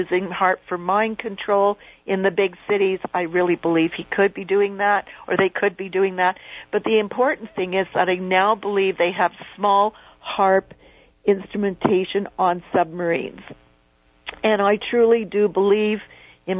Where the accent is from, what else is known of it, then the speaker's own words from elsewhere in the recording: Canada; being a Canadian